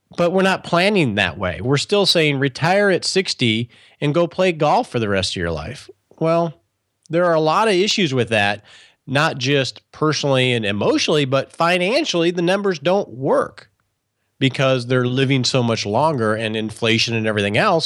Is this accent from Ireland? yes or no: no; Michigan, United States; I grew up in Michigan